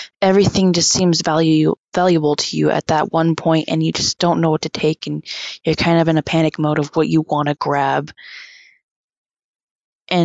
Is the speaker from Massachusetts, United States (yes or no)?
no; Big Pine, California, United States; I'm from the Big Pine Paiute tribe. I'm Paiute Shoshone and I'm 16 years old